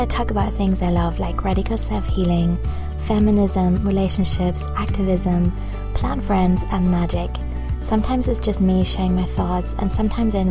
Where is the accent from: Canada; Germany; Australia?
Germany; also born or lived in Portugal; now in Brighton, United Kingdom; I'm in Brighton in the UK right now, which I really love. And I'm originally from Germany